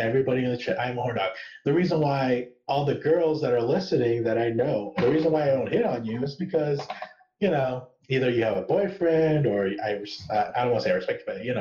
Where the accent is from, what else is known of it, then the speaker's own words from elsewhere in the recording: United States; being an American, like, you know, being a pampered American